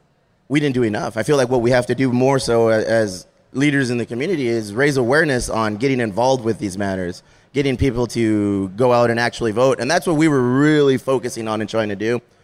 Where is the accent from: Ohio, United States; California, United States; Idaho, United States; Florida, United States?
California, United States; Chula Vista; we're from Chula Vista and stay one. So and we hang our hat on that. We're very prideful of being from Chula Vista.